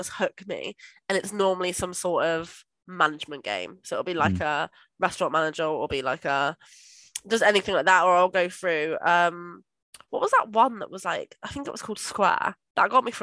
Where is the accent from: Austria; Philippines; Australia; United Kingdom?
United Kingdom; Somerset, South West England; I'm just from Somerset